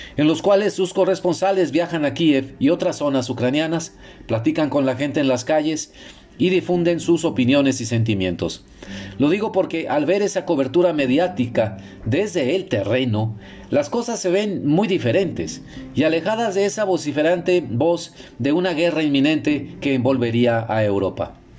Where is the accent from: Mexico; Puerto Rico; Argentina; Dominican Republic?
Mexico; also born or lived in Monterrey, Mexico; desde mi casa, aquí en Monterrey, México, es más parecida a una sensación que como mexicano siento más familiar